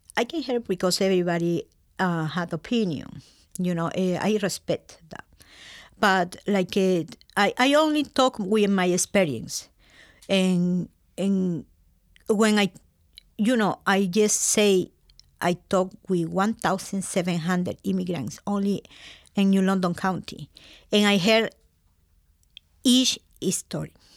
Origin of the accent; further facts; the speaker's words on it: Lima, Peru; English is a second language; moved away as an adult; also born or lived in Waterford, Connecticut, United States; now in Connecticut, United States; I'm coming from Peru, Lima.